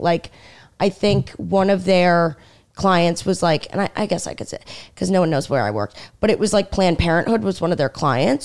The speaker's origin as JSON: {"language": "English", "town": "Stony Brook", "region": "New York", "country": "United States", "tie": "born or raised there", "also_born_or_lived": "Washington, D.C. / Michigan", "moved": "as an adult", "lives_now": "New York City, United States", "said": "I'm from Long Island"}